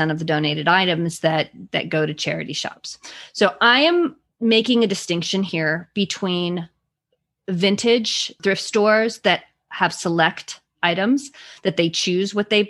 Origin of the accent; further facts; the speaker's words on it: California, United States; I grew up in California